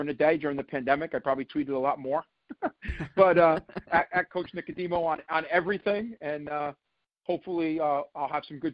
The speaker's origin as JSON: {"language": "English", "region": "New York", "country": "United States", "said": "I grew up watching the Yankees win championship after championship. I was at a lot of them, you know, and I could still remember watching, you know, game seven of the 2001 World Series after 9/11 as a New Yorker"}